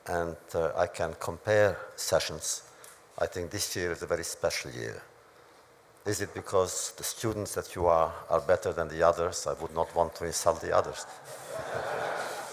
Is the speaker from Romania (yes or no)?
yes; Romania; moved away; in my hometown, which was Hungary, Romania